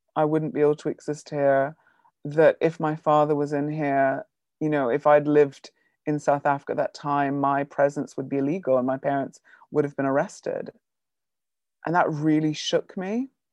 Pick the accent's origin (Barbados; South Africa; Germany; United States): Barbados; Bridgetown; moved away; I grew up in the Caribbean